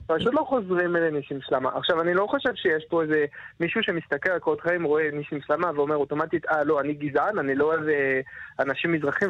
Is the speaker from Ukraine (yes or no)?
no; France; Hebrew is a second language; now in Israel; גדלתי בצרפת, וגם אני טוניסאי